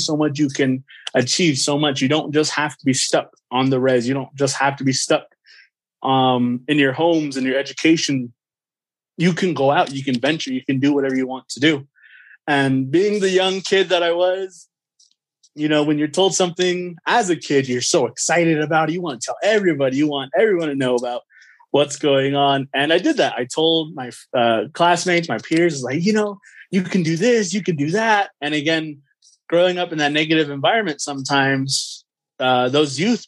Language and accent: English; United States; I grew up on the Navajo Nation reservation for most of my life, and I still reside on the res